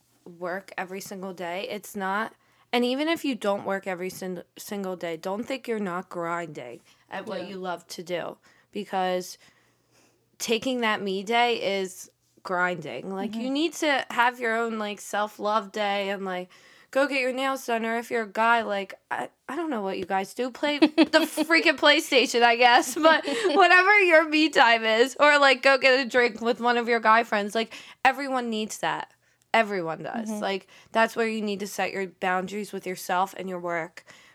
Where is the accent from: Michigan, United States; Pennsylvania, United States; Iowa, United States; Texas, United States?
Pennsylvania, United States; Philadelphia; Like, I came from Philly, so I have, like, friends over there I still talk to.